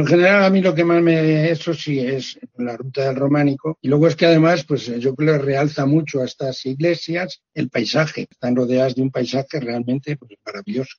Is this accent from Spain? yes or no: yes; Castile and León, Spain; born or raised there